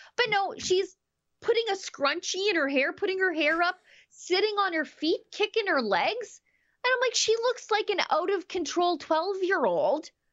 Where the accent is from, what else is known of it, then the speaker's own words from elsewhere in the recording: Canada; as a Canadian citizen